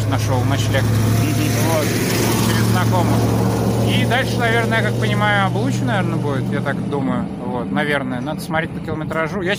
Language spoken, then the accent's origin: Russian; Sakhalin Oblast, Russia; Я, я сам родом с Сахалина